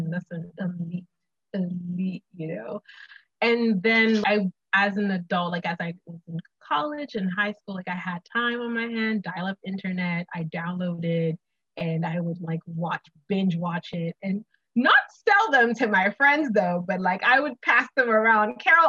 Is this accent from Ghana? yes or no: yes; Ghana; I'm Ghanaian as well. I grew up in Ghana.